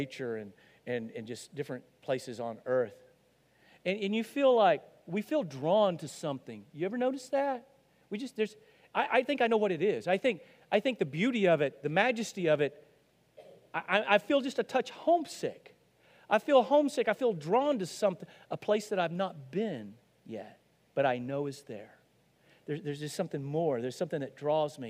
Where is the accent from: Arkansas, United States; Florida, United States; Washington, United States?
Arkansas, United States; I'm from Arkansas